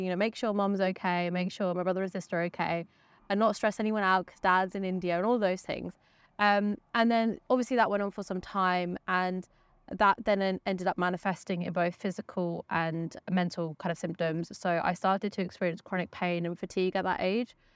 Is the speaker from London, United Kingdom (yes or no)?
no; West Sussex, South East England, United Kingdom; I grew up in West Sussex